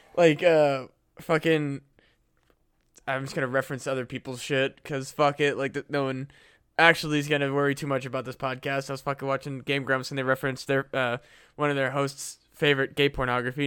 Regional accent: Iowa, United States; born or raised there; moved away

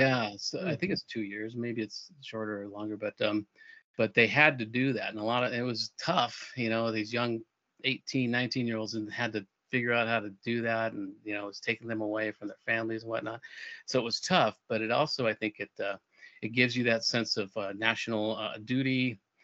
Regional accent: Albuquerque, New Mexico, United States; moved away as an adult; also born or lived in Europe; my hometown in Albuquerque

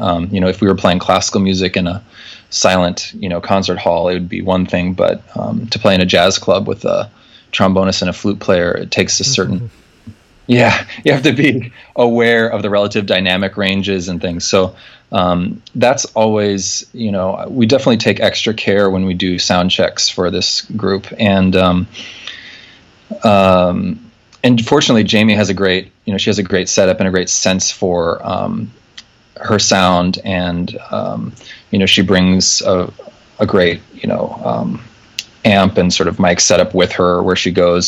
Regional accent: Nebraska, United States; moved away as an adult; also born or lived in Wisconsin / Europe; now in New York, United States; I'm from Nebraska originally.

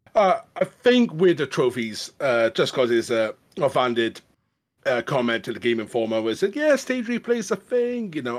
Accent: Welsh, Wales, United Kingdom; being Welsh

